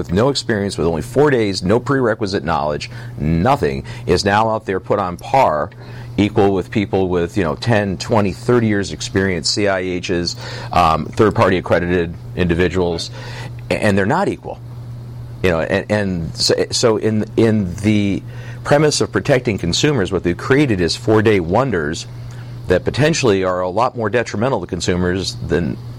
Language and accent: English; New York, United States; I'm from New York, obviously, and I am a licensed mold assessor there now